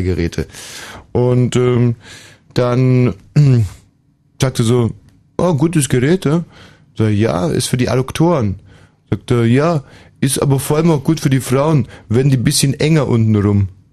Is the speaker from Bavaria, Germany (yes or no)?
yes; Upper Bavaria, Germany; moved away; also born or lived in Augsburg; Oberbayern, meine Heimat